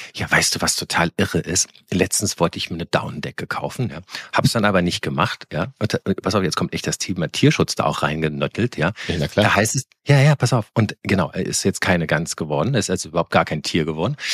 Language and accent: German; Koblenz, Rhineland-Palatinate, Germany; ich komme ja aus Koblenz, das ist ja auch im Rheinland auch christlich geprägt